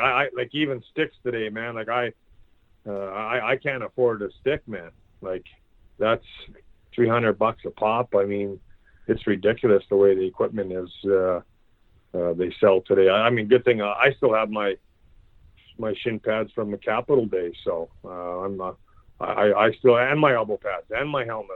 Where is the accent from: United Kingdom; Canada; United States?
Canada; Churchbridge, Saskatchewan; it's a way of life here in in Saskatchewan. Uh, every whether you know my hometown's 900 people